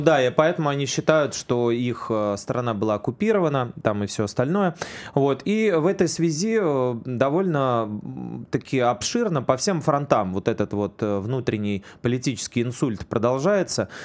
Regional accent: Saint Petersburg, Russia; уроженца Ленинграда

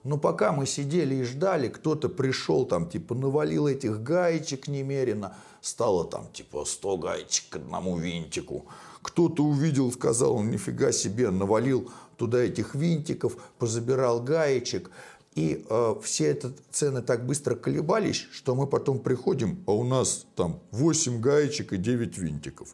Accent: Moscow, Russia; я из России, из Москвы

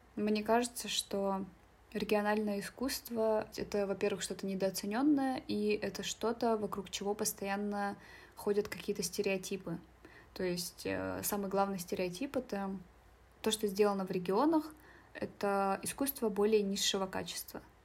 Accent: Yakshina, Sverdlovsk Oblast, Russia; now in Nizhny Tagil, Russia; я художница из деревни Якшина

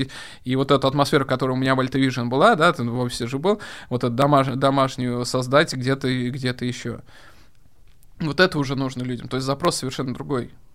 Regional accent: Kazan, Tatarstan, Russia; moved away; also born or lived in Spain; Казань — это мой родной город

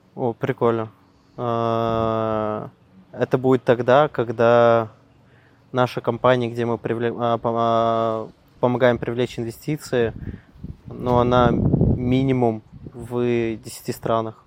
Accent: Perm, Perm Krai, Russia; also born or lived in Krasnokamsk; я сам родом, да, я прожил в Перми, вот, mm. сам я родился в Краснокамске

